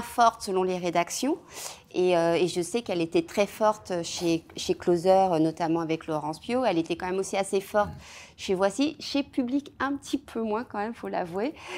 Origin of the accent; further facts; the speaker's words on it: Seine-et-Marne, Île-de-France, France; j'ai grandi euh, en Seine-et-Marne, euh, voilà, dans un, dans un patelin en Seine-et-Marne, entre Provins et Melun